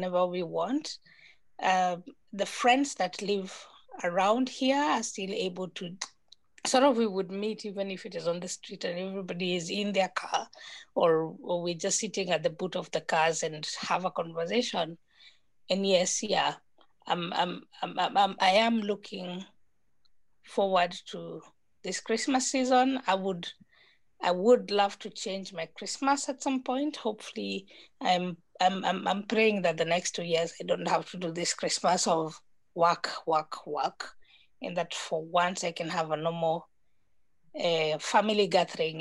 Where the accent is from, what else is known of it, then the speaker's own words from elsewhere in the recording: Nyeri, Nyeri County, Kenya; also born or lived in Nairobi; now in Kilifi, Kenya; I was born in Nairobi, but I was brought up in Nyeri, which is a typical village